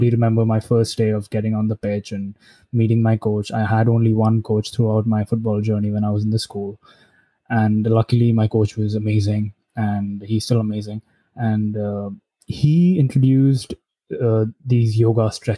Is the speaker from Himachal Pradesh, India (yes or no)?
no; Gurgaon, Haryana, India; also born or lived in Delhi; I lived in Delhi for just 3 months when I was born. And then we shifted to Haryana, Gurgaon.